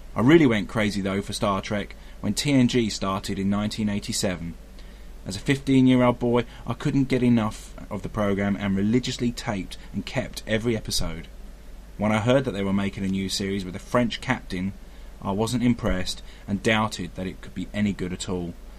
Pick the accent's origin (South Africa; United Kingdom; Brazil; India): United Kingdom; Brighton, South East England; I'm from Brighton on the south coast of the UK.